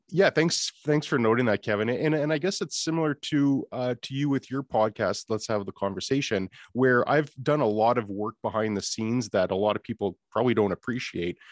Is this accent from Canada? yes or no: yes; Canada; accent: Canadian; being Canadian is that we are a community